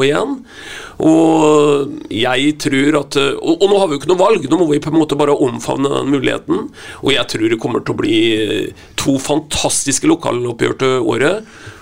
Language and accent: Norwegian; Vetatoppen, Østfold, Norway; jeg kommer jo fra Vetatoppen.